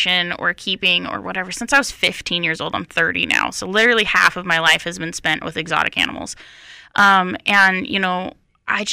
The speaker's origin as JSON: {"language": "English", "region": "Utah", "country": "United States", "moved": "yes", "lives_now": "North Carolina, United States", "said": "I come from Utah"}